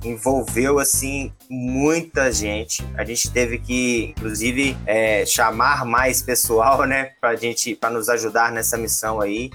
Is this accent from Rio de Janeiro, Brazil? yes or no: no; Lavras, Minas Gerais, Brazil; also born or lived in Ouro Preto; sou natural de Minas Gerais, sou de uma cidade interior